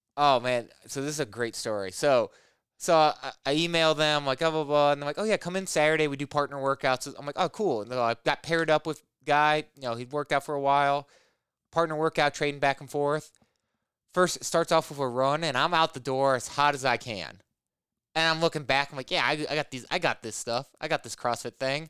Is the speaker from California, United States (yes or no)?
no; Illinois, United States; moved away as an adult; also born or lived in Indiana / Portland, Oregon; now in Rockford, United States; I grew up in Illinois